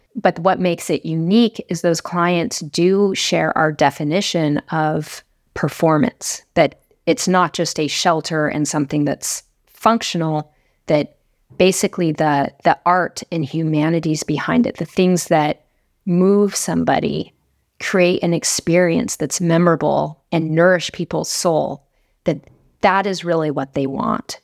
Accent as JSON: {"language": "English", "town": "Laramie", "region": "Wyoming", "country": "United States", "tie": "born or raised there", "said": "I grew up in Laramie, Wyoming"}